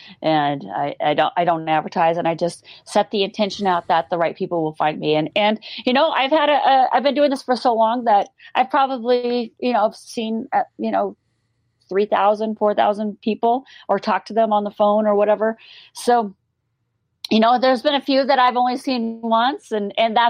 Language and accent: English; Montana, United States; I grew up in Montana